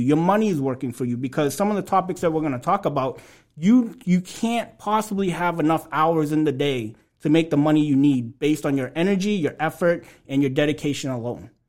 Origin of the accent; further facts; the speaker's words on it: Lawrence, Massachusetts, United States; also born or lived in Alabama; grew up in Lawrence, you know, right down the street from where we are today